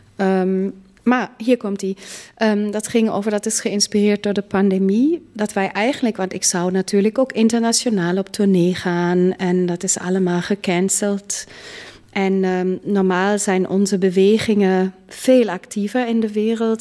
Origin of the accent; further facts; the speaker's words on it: Munich, Bavaria, Germany; now in Netherlands; Ik ben in München geboren, een grote stad.